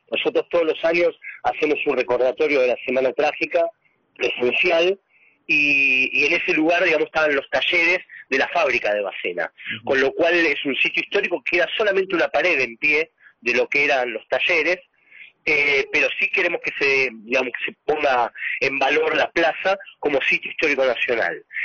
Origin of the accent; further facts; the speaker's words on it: Buenos Aires, Argentina; Soy nacido y criado en San Cristóbal